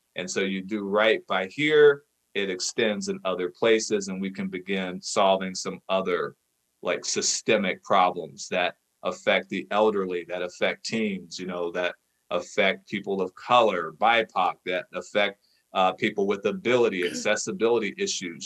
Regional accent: Cincinnati, Ohio, United States; I'm from Ohio, specifically from Cincinnati

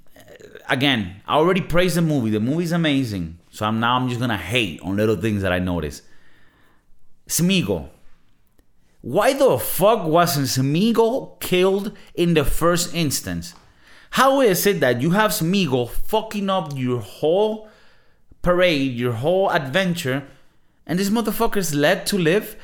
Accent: Venezuela; I come from Venezuela, right? In Venezuela, South American country

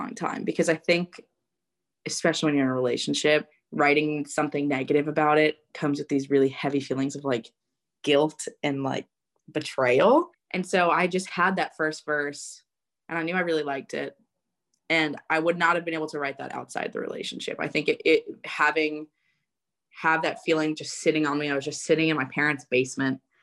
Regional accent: New York, United States; now in Nashville, United States; growing up in New York

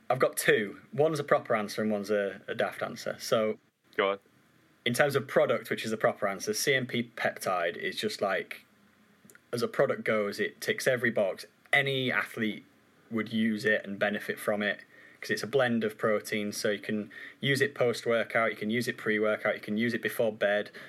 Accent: Yorkshire and the Humber, United Kingdom; accent: Yorkshire; I loved having my Yorkshire accent, and the more time I've spent up in Cheshire, it just keeps getting.

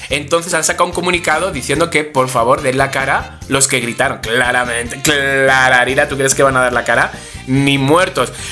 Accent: Spain; como soy español

